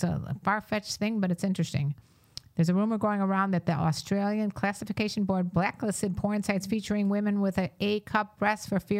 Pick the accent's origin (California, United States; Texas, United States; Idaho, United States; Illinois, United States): Illinois, United States; Chicago; we're from Chicago, Illinois.